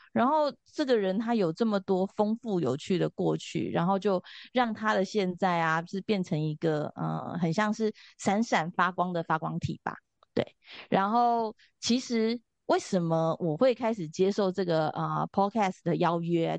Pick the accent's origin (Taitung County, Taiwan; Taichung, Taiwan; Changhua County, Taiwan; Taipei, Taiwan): Taipei, Taiwan; 我是从小是在，就是我们家在通化夜市的附近，通化市场的附近。那从小就在这边长大